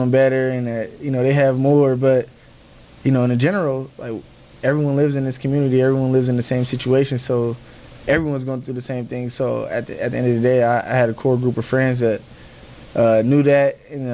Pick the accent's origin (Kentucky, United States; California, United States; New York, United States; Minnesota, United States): California, United States; Compton; moved away; also born or lived in Los Angeles, California; I grew up in Compton, California